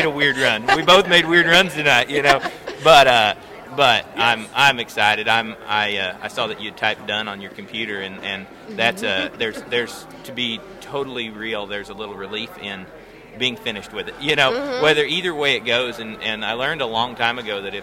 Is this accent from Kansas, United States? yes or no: yes; Kansas, United States; I was born in Kansas